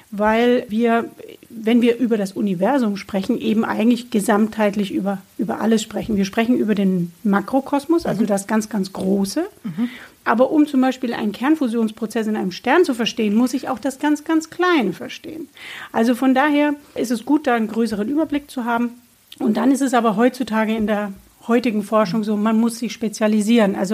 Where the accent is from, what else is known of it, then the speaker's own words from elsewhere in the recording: Bamberg, Bavaria, Germany; also born or lived in Würzburg / Nuremberg; ich bin geboren in Bamberg